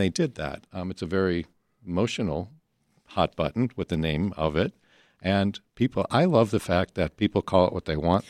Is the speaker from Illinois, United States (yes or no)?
yes; Chicago, Illinois, United States; we looked at this as Chicagoans